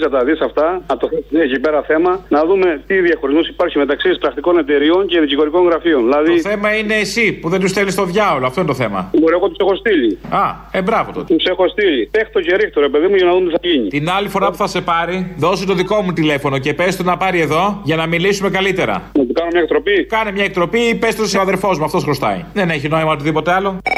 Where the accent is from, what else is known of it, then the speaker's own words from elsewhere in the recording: Thessaloniki, Central Macedonia, Greece; να έχω πω συγχαρητήρια στην πατρίδα μου τη Θεσσαλονίκη. Πάντα μα κάνει τα καλύτερα.